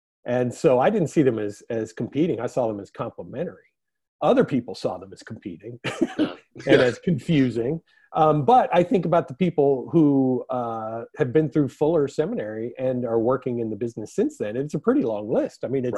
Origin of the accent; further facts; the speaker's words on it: East Coast, United States; now in California, United States; it just never occurred to me growing up on the East Coast that I could be part of this.